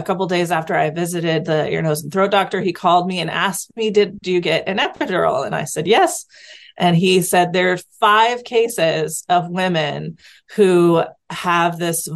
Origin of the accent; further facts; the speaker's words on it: Seattle, Washington, United States; I am from Washington State in the Seattle area